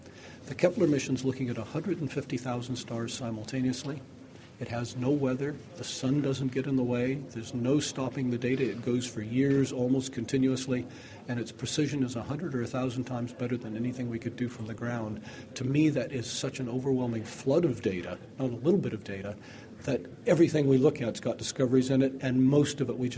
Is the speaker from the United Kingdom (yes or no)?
yes; United Kingdom; accent: North American; You can hear I have a North American accent, even though I am British. I'm one of these immigrants you read so much about.